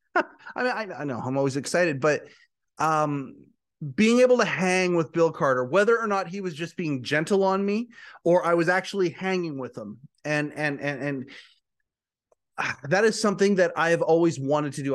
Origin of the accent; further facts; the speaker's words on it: Western Canada, Canada; I'm from Western Canada